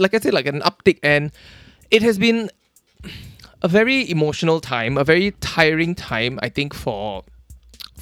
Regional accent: Singapore; born or raised there

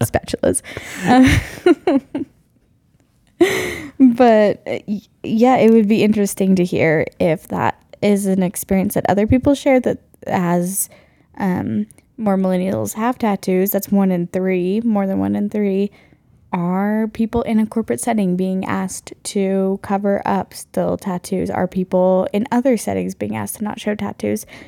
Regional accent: North Carolina, United States; now in Mountain West, United States; I grew up in North Carolina as the oldest of four kids, and I currently live in the Mountain West with Chris.

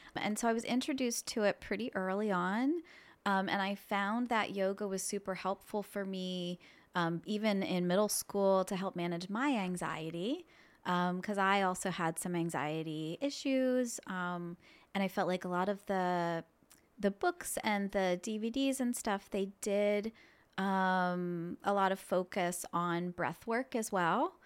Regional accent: Annville, Pennsylvania, United States; I grew up in this area. I grew up in Anvil

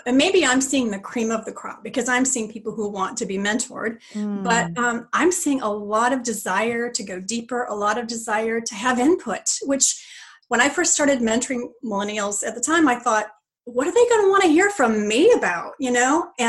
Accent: Texas, United States; also born or lived in California; now in Tennessee, United States; And I grew up in Texas, but then we lived in California for a long time. Mm. And now we're in Tennessee.

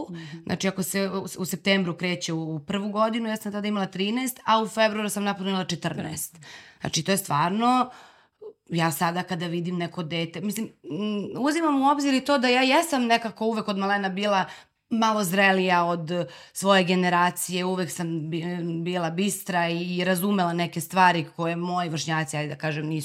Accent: Zubin Potok, Kosovo; now in Belgrade, Serbia; meni je nekako od uvek moje mesto gde sam odrasla, sad volim ga najviše na svetu, naravno, ali od uvek mi je bilo malo i želela sam i znala sam da ću da dođem u Beograd.

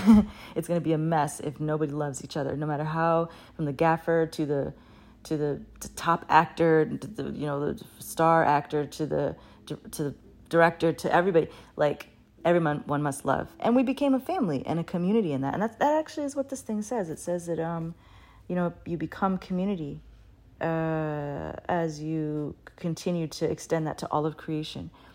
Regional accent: Baltimore, Maryland, United States; moved away; also born or lived in Oregon / Brooklyn, New York; I had grown up in Baltimore, but, uh, at the time I came from Oregon

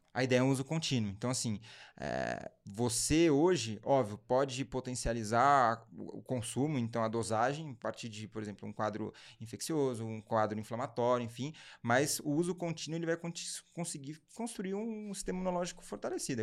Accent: São Paulo, Brazil; a gente nasceu em São Paulo, minha família é de São Paulo.

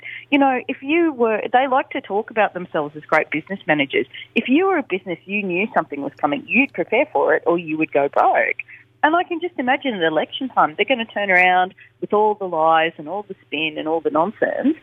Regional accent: Australia; but we're Australian

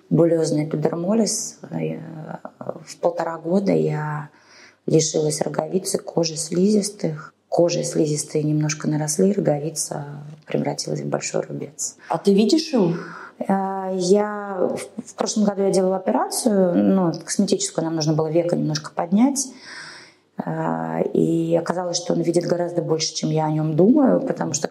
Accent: Moscow, Russia; работала в больнице Московской мэрии, я родом из Москвы.

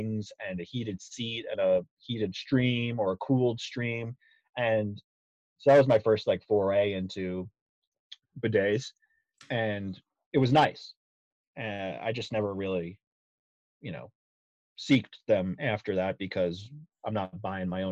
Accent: Long Island, New York, United States; moved away as an adult; also born or lived in North Carolina / Virginia; now in Georgia, United States; I'm a full-blown Yankee, born and raised on Long Island

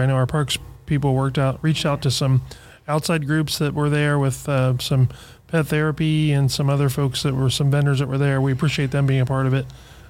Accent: Xenia, Ohio, United States; I grew up in Xenia.

